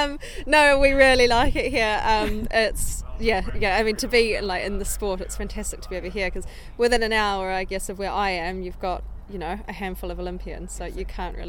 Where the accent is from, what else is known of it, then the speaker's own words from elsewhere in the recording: New Zealand; moved away as an adult; also born or lived in Germany; now in United Kingdom; So I'm from New Zealand, but my big dream has always been to come to Europe and try and compete and train internationally. And I moved to Germany at the beginning of 2016